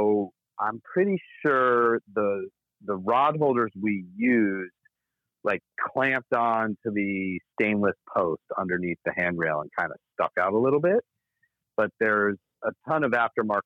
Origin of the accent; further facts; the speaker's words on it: Connecticut, United States; I used to fish off a trawler all the time growing up in Connecticut